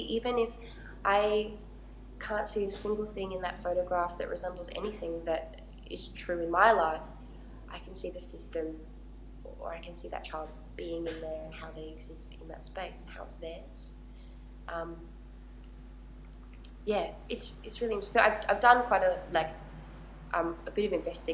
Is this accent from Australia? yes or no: yes; Gold Coast, Queensland, Australia; where I grew up on the Gold Coast